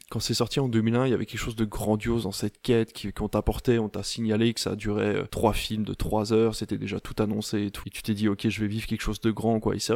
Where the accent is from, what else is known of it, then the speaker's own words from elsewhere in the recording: Normandy, France; Moi, je viens de Normandie, qui n'est pas très loin de la Belgique